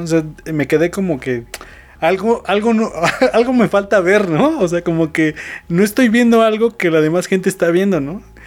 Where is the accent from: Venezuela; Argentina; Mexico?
Mexico